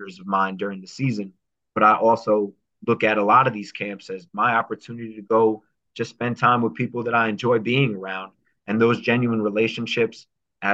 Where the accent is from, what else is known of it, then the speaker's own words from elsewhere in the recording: New Jersey, United States; I was from New Jersey